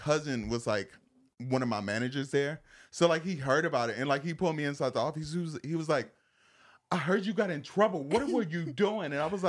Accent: Zion, Illinois, United States; I'm actually like 40 minutes out from Chicago, which is like Zion.

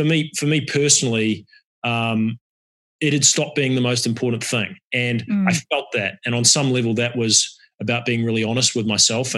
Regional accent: New Zealand; moved away as an adult; also born or lived in Cincinnati, United States / London, United Kingdom / San Rafael, United States; I grew up in New Zealand, left New Zealand to come to America on a soccer scholarship

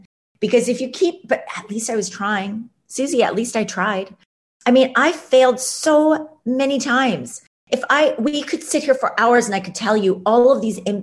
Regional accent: Ames, Iowa, United States; moved away; I grew up in Ames, Iowa

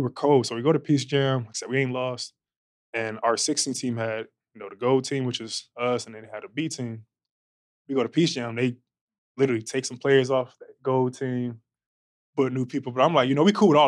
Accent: Long Beach, California, United States; I'm from Long Beach, California, born and raised

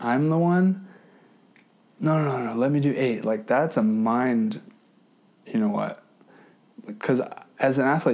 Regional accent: Hawaii, United States; I grew up in Hawai’i

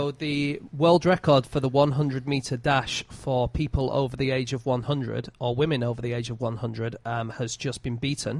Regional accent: Lancashire, North West England, United Kingdom; I'm from Lancashire.

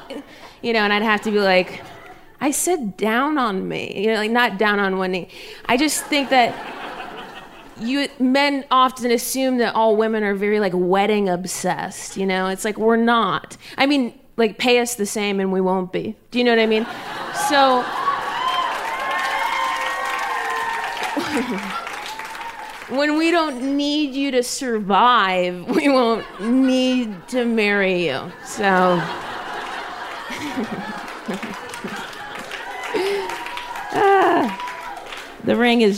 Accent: Ohio, United States; We grew up in Ohio

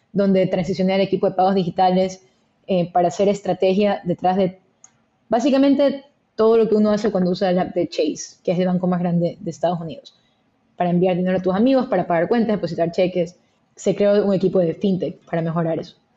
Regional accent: Guayaquil, Guayas, Ecuador; moved away as an adult; also born or lived in Philadelphia, United States / New York, United States; Soy originalmente de Ecuador, que creo que siempre es importante comentar, nací, crecí, nací, crecí en Guayaquil

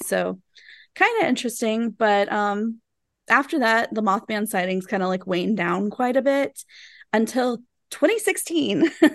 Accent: Taylorsville, Kentucky, United States; I grew up in Taylorsville, Kentucky, which is really close by Louisville

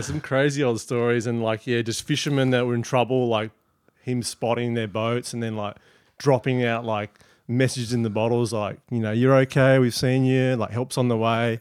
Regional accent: Prevelly, Western Australia, Australia; growing up in Prevly

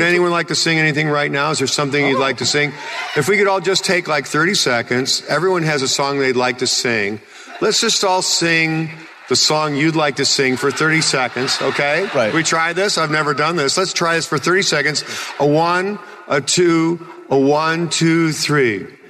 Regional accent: Chicago, Illinois, United States; moved away; I came from Chicago and, in the Second City Theater

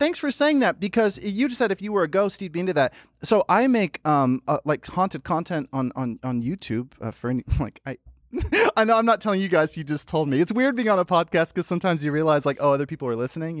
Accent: Memphis, Tennessee, United States; Memphis, Tennessee. Yeah. I grew up in Memphis, Tennessee, and I loved it. Oh, God, did I love it.

